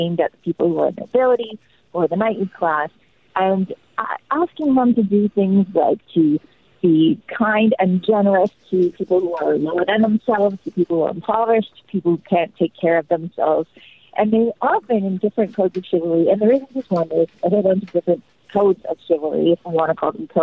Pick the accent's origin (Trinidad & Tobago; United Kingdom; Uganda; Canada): Canada; I'm Canadian